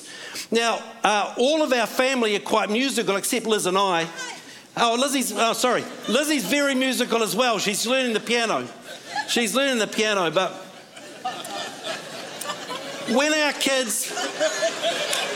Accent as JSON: {"language": "English", "region": "Scotland", "country": "United Kingdom", "moved": "yes", "lives_now": "New Zealand", "said": "I'm Scottish."}